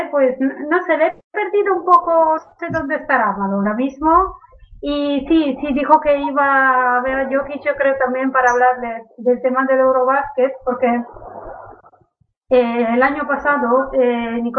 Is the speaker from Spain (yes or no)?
yes; Catalonia, Spain; soy catalán.